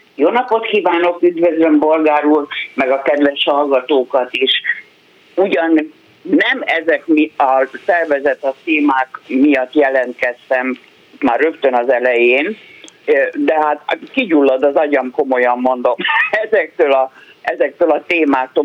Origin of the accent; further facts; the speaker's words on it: Hungary; magyar vagyok